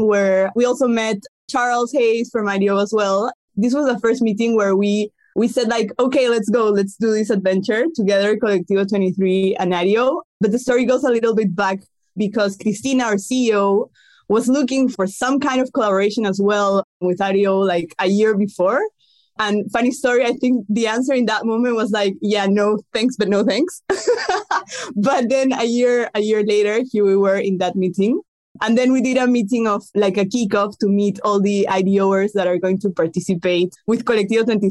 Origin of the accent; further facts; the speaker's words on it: Lima, Peru; also born or lived in Scotland / London; I'm from Lima, Peru.